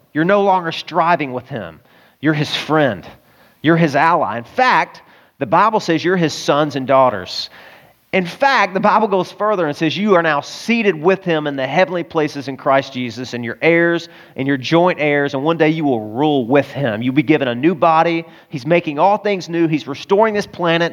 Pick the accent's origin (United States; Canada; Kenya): United States; the South; Now, I'm a boy and I grew up in the South